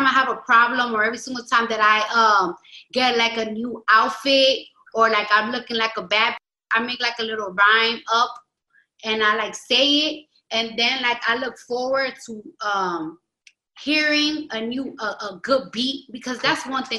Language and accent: English; New York City, New York, United States; I'm from the Bronx